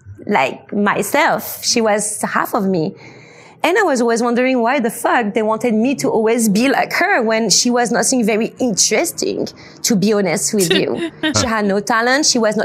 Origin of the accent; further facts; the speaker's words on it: United States; born there; English is a second language; I was born in America. My dad was a super cool musician, compositor, making quite amazing soundtracks. And he's kind of the one that had the master idea of making us as my twin and I, born in America.